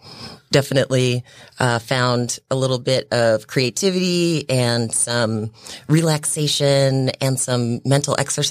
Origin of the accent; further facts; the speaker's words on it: New York, United States; also born or lived in Brooklyn, New York; So I was born in Brooklyn, New York, in the late 70s to I don't know who, and was luckily adopted, was in foster care, and then was adopted by a lovely family. Who then moved to upstate New York, where I grew up most of my life.